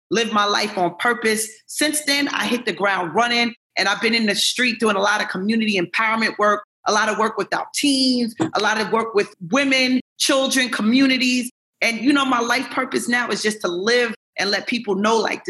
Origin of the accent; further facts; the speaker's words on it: New York City, New York, United States; I grew up in New York City